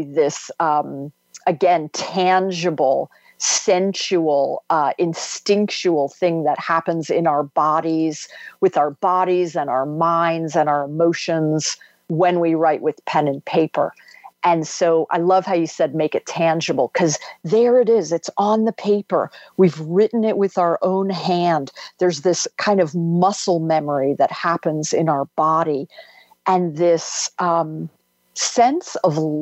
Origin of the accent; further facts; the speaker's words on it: D.C., District of Columbia, United States; houses along the river where I grew up outside of Washington, D.C.